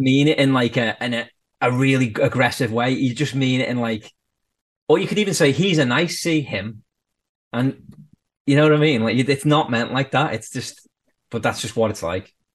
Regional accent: Birkenhead, North West England, United Kingdom; moved away as an adult; now in Canada; I'm from the Wirral, which is across the water from Liverpool. It's basically the same. And he was like, oh, where about on the Wirral? And I was like, Birkenhead.

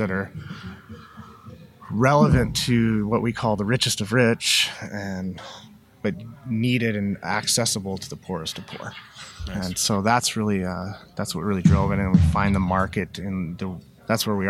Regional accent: Utah, United States; I grew up in a big family in Utah

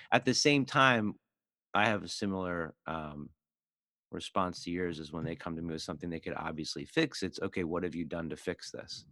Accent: Philadelphia, Pennsylvania, United States; I grew up in Philly

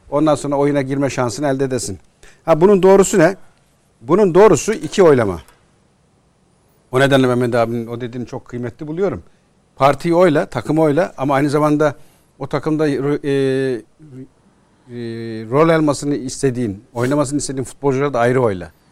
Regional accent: Ankara, Turkey; born there; now in İzmir, Turkey; Ankara doğumluyum. Ankara.

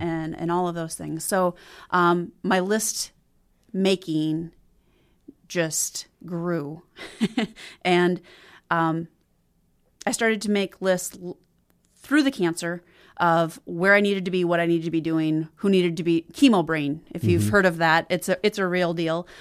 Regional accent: Watertown, South Dakota, United States; also born or lived in Hamlin, South Dakota; now in Sioux Falls, United States; I grew up in South Dakota. Uh, was born and raised just outside of Watertown.

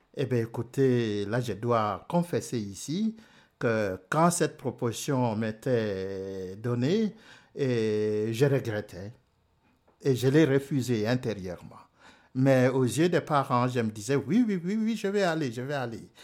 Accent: DR Congo; moved away as an adult; also born or lived in Rome, Italy; chez moi au Congo.

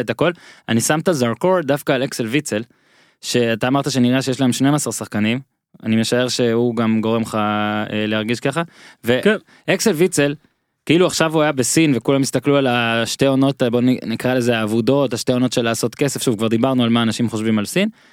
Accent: Rishon LeZion, Central District, Israel; also born or lived in Rostov-on-Don, Russia; בין ראשון לרוסטוב, שני, שתי ערים שבהן הייתי ו, ו, וגדלתי ובגרתי

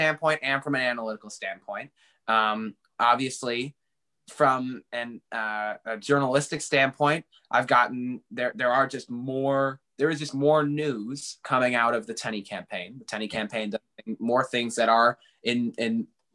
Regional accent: New Hartford, New York, United States; also born or lived in Buffalo, New York / West Winfield, New York; I was born in Buffalo, New York, but we moved here when I was 7 months old. I lived in out in West Winfield for a while. It's about 20 minutes outside of Utica. And then we moved to New Hartford when I was, you know, pretty young, and been there ever since.

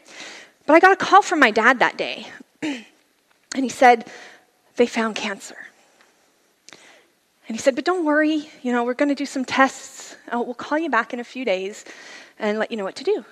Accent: Layton, Utah, United States; now in California, United States; I actually grew up in Utah. Here's a picture of my hometown, Layton, Utah

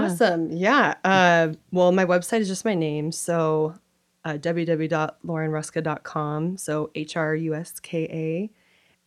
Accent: Kirkland, Washington, United States; I grew up in Kirkland, Washington.

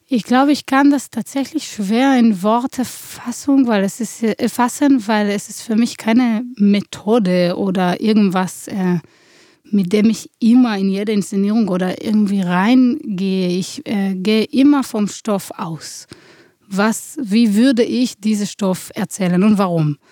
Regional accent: Israel; moved away as an adult; now in Germany; Ich komme aus Israel. Ich bin geboren in einer Kriegssituation und bin so aufgewachsen

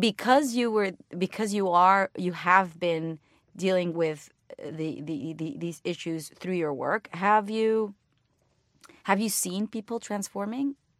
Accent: Mexico; first language Spanish; English is a second language; moved away as an adult; now in United States

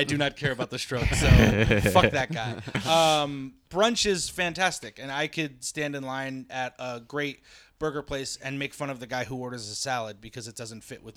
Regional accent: Adams Center, New York, United States; now in Los Angeles, United States; I'm from Adams Center, New York, right on the Canadian border

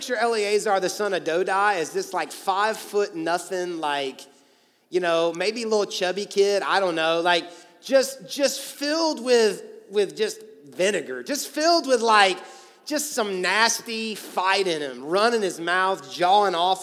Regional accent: Atlanta, Georgia, United States; now in Louisville, United States; I played basketball in high school growing up in Atlanta

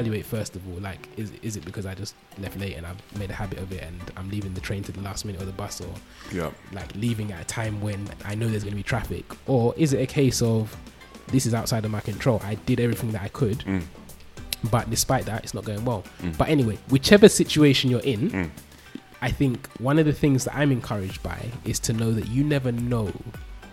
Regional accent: London, United Kingdom; I grew up in London.

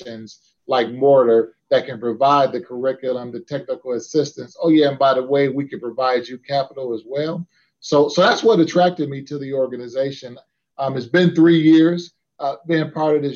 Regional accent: Detroit, Michigan, United States; now in Cincinnati, United States; my hometown of Detroit

